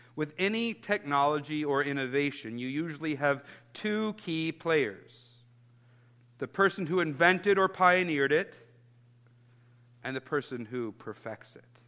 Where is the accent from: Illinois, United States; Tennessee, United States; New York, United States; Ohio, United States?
Illinois, United States; Chicago; I grew up in Chicago in the 90s